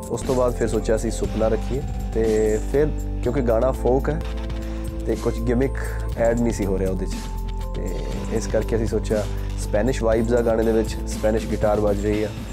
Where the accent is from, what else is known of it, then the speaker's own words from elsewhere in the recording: Dosanjh Kalan, Punjab, India; ਸਾਡਾ ਪਿੰਡ ਦੁਸਾਂਝ ਕਲਾਂ